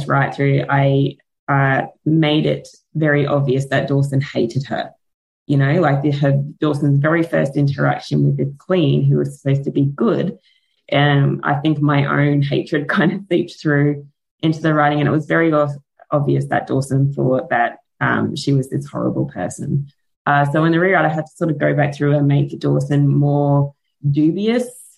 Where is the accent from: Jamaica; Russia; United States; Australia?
Australia; accent: Australian; my Australian accent